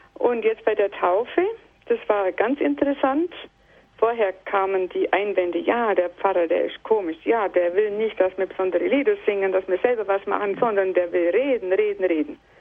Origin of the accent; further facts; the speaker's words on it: Southern Germany, Germany; in dem Ort, wo ich herkomme, das ist in Süddeutschland